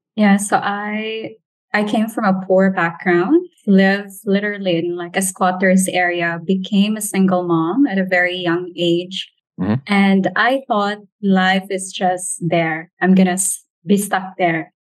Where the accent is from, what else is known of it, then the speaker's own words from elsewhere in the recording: Philippines; as a Filipino